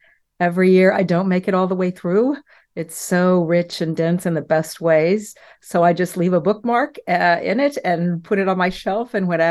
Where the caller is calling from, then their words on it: Dallas, Texas, United States; Dallas, Texas. It's morning for me, not for you, but for me, it's morning in Dallas, Texas on a windy day